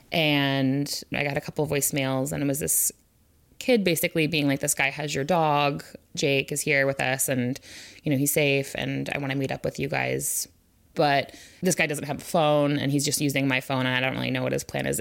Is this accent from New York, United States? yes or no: no; Olympia, Washington, United States; I was born in Olympia, and I live on the east side